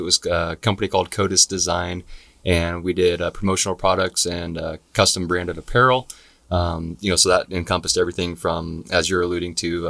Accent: Gig Harbor, Washington, United States; also born or lived in Tacoma / Germany / South Carolina; I was born here in Tacoma. Lived in Germany for a while. Did a stint in South Carolina in middle school. So moved around a little bit, but spent most of my life here in the Pacific Northwest, living in Gig Harbor.

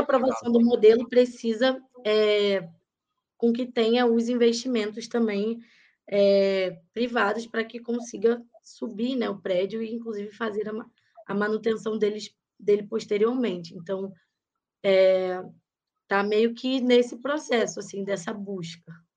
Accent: Rio de Janeiro, Brazil; now in São Paulo, Brazil; Carioca, nascida e criada em Vila Isabel, terra de Noel Rosa, de martinho da Vila

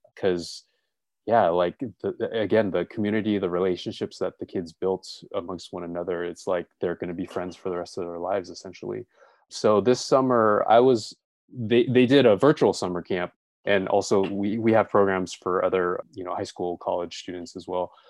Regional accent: Los Angeles, California, United States; also born or lived in Gardena; I was born and raised in L

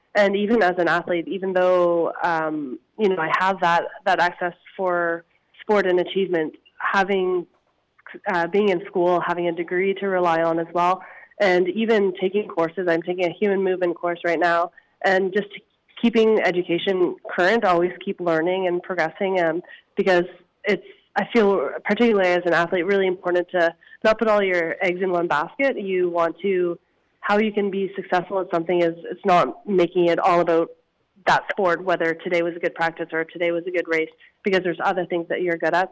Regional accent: Harvey Station, New Brunswick, Canada; born or raised there; moved away as an adult; also born or lived in Victoria, British Columbia; now in Kamloops, Canada

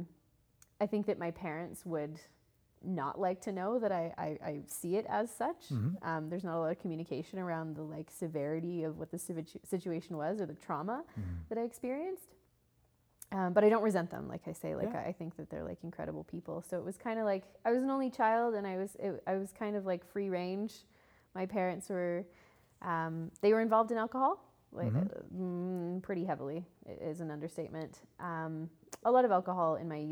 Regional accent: Calgary, Alberta, Canada; I grew up in Calgary, sweet little city

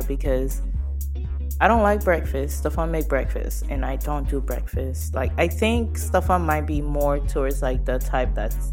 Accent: United States; I grew up in the States too.

